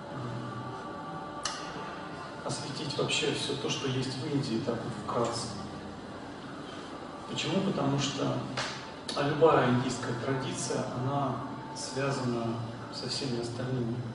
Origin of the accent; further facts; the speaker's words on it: Russia; Сам я из России.